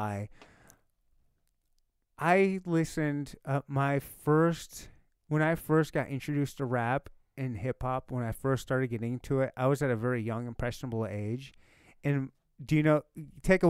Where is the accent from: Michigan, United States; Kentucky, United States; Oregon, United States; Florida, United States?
Michigan, United States; moved away; I was from Michigan